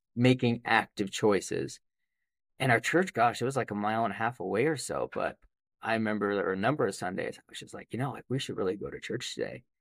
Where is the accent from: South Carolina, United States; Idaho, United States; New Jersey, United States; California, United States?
Idaho, United States; Idaho Falls; I was born in Idaho Falls in two thousand.